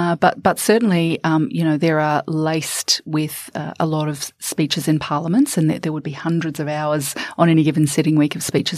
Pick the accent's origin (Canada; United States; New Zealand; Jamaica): New Zealand; moved away as an adult; now in Australia; I'm originally from New Zealand